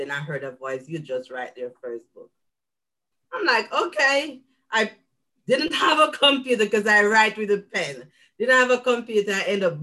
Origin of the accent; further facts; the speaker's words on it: Jamaica; moved away as an adult; now in United States; I'm a Jamaican living in the US for the past 5 years